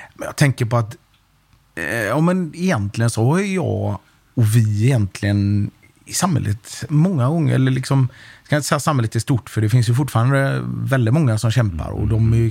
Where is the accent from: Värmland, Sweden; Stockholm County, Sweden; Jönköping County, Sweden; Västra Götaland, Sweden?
Västra Götaland, Sweden; Gothenburg; när vi växte upp i Biskopsgården